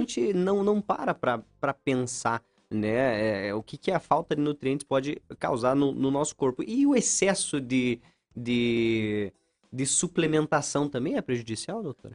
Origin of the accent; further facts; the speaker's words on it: São Mateus do Sul, Paraná, Brazil; moved away as an adult; now in Ponta Grossa, Brazil; eu sou de São Mateus do Sul